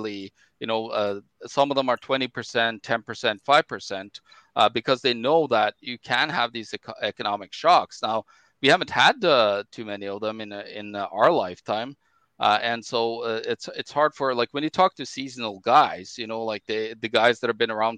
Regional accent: Norway; now in Manitoba, Canada; You know, people here in my home country, Norway, grocery prices jumped 70 to 100%.

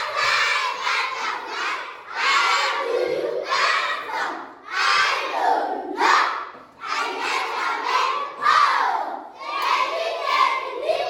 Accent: Magadi, Kajiado County, Kenya; I come from Magadi. My family stays in Magadi, my husband and my children, they are in Magadi

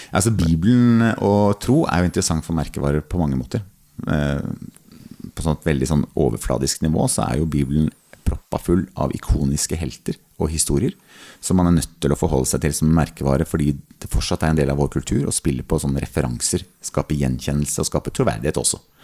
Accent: Sørlandet, Norway; Jeg er oppvokst på Sørlandet

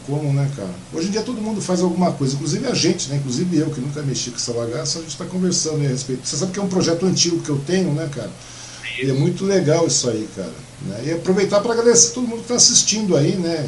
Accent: Mogi das Cruzes, São Paulo, Brazil; moved away; nasci em Mogi, tal, então sou mogiano

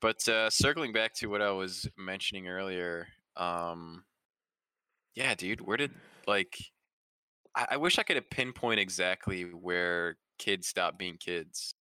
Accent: Midwest, United States; being a young man growing up in the Midwest region wow. of the United States.

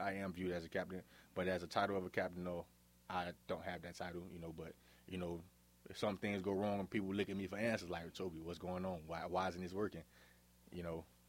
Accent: Miami, Florida, United States; now in Forest City, United States; growing up in Miami, I, I had a pretty good life

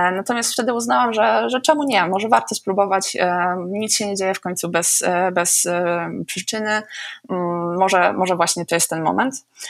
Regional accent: Oleśnica, Lower Silesian Voivodeship, Poland; u nas na Oleśnickim Rynku. Oleśnica jest dosyć małym miastem

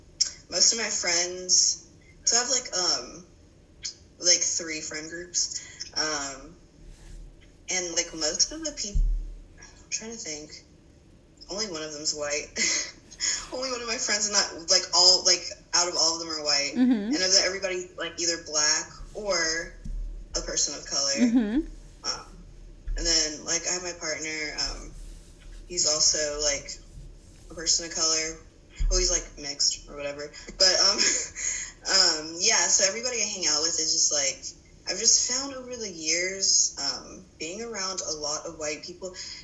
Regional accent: Salisbury, North Carolina, United States; No, I'm from Salisbury.

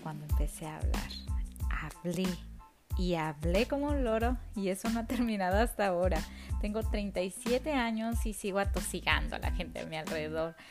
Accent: Mexico; now in Toronto, Canada; una mexicana viviendo en Toronto

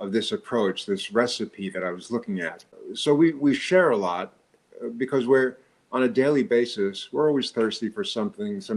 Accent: New York, United States; accent: New York; my New York accent

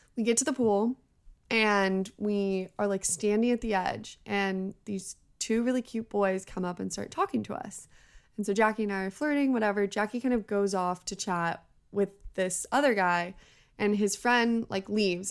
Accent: Bay Area, California, United States; also born or lived in Los Angeles; I grew up in the Bay Area

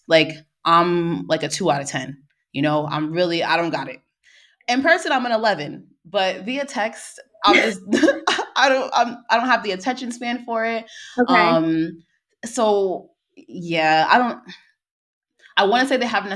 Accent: United States; also born or lived in France; I'm American

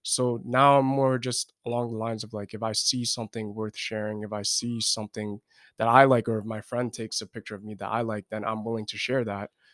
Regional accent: New York City, New York, United States; moved away; I'm from New York City, uh, specifically in Brooklyn

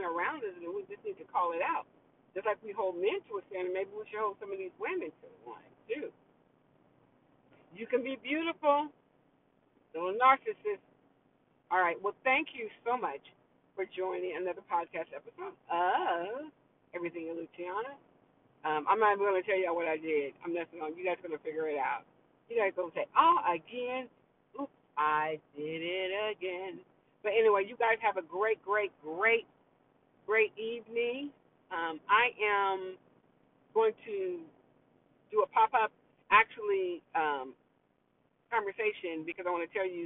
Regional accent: New York, United States; accent: New York; my New York accent

